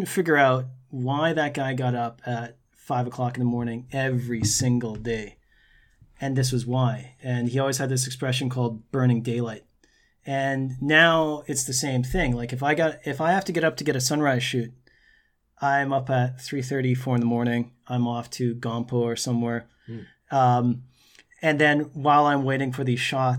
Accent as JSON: {"language": "English", "town": "Brandon", "region": "Manitoba", "country": "Canada", "moved": "yes", "said": "I'm from Brandon, Manitoba, and I'm standing in this ancient spot or on the beach side in Korea."}